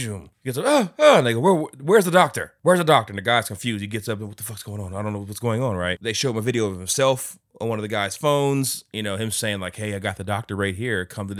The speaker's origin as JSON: {"language": "English", "country": "South Korea", "said": "So I'm from South Korea, like where they're at and they're like blockbuster movie type budgets, right?"}